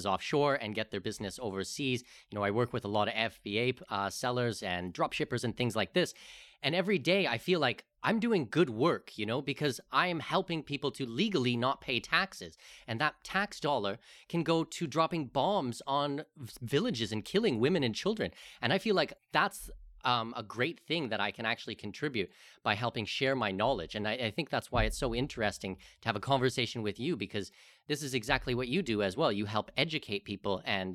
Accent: Canada; moved away; I'm Canadian as well

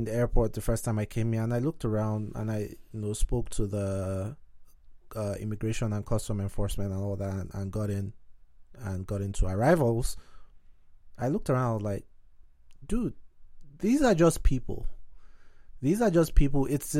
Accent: Nigeria; Now, I knew nothing about Ukraine, being a Nigerian.

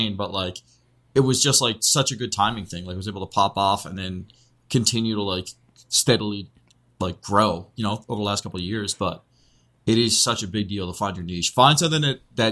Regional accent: Canada; I'm Canadian

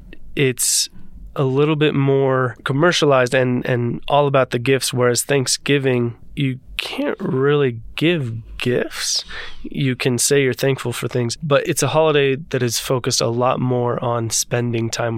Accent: California, United States; I'm from California

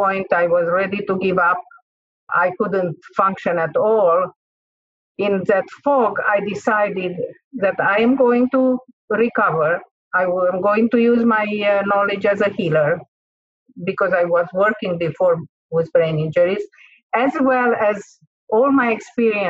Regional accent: Transylvania, Romania; first language Hungarian; English is a second language; moved away; I am from Romania, and okay, from a part of Romania which is very famous, which is called Transylvania. So my first language is not Romanian, it's Hungarian.

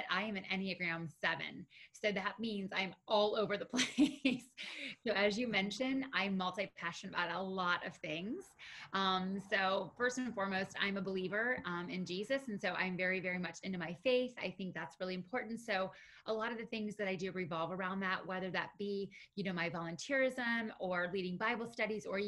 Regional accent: Western Pennsylvania, United States; moved away as an adult; now in Florida, United States; So I am from Western Pennsylvania originally

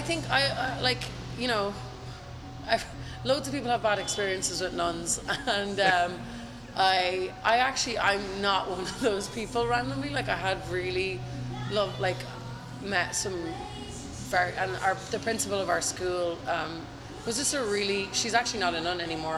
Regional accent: County Meath, Ireland; accent: Limerick; also born or lived in Limerick; we moved to County Meath which is just north of Dublin but where we lived um, was pretty close to the Dublin border

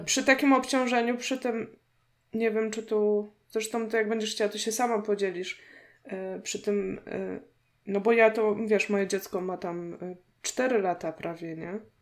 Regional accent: Poznań, Greater Poland, Poland; u nas w Poznaniu

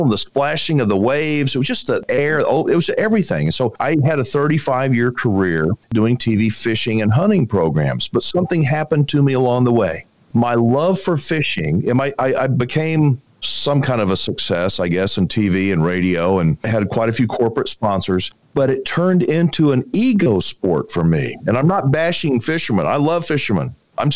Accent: Texas, United States; I was born and raised in Texas.

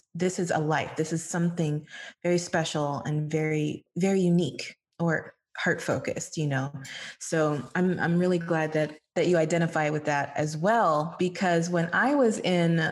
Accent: Miami, Florida, United States; Miami is my hometown

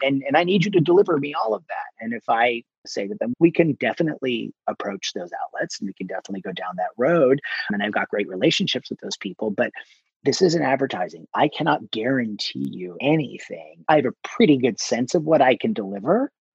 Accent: New Jersey, United States; I'm from Jersey

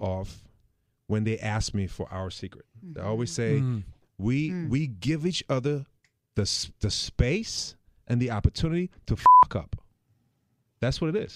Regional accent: Germany; moved away; I'm from Germany

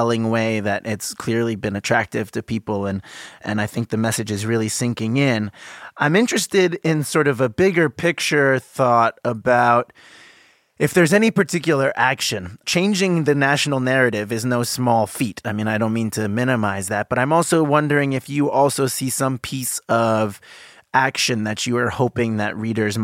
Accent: United States; I am definitely an American

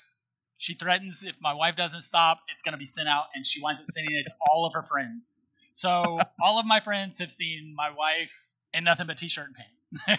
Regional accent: South Mississippi, United States; moved away; we were the epitome of dirt floor poor growing up in South Mississippi.

